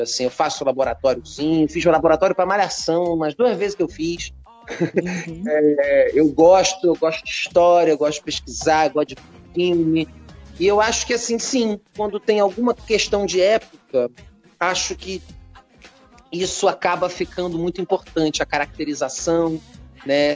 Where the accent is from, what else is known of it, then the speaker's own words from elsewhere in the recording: Rio de Janeiro, Brazil; eu sou carioca